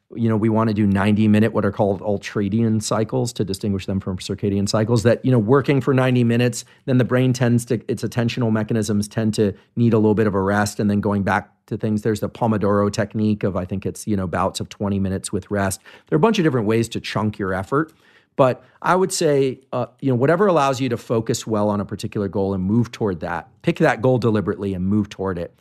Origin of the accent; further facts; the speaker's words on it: Bay Area, California, United States; I grew up in the Bay Area